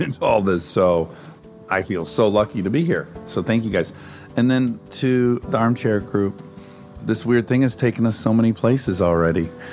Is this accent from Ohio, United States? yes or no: no; Detroit, Michigan, United States; I'm from Detroit